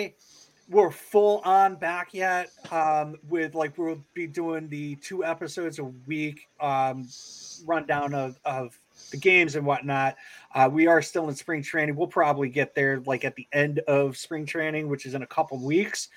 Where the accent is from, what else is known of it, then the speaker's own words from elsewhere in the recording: Connecticut, United States; I grew up in Connecticut, so like my team when I was younger were the Hartford Whalers